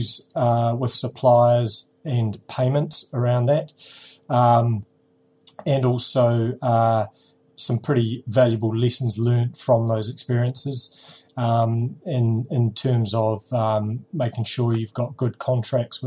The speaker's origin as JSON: {"language": "English", "country": "New Zealand", "accent": "Kiwi"}